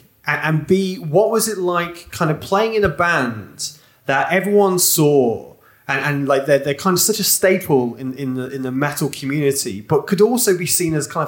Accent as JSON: {"language": "English", "town": "Newark", "region": "East Midlands", "country": "United Kingdom", "tie": "born or raised there", "moved": "yes", "said": "my mum also lives in my hometown of Newark."}